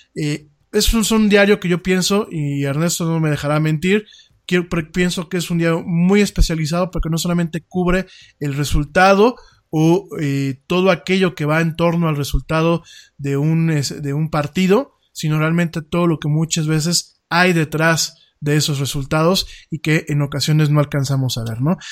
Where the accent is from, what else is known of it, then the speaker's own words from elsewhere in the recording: Mexico; yo estoy aquí en México, pues no me pueden deportar porque de aquí soy